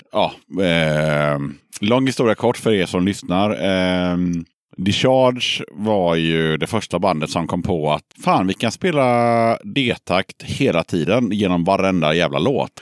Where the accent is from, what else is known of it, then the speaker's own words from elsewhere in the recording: Sweden; vi är ju svenskar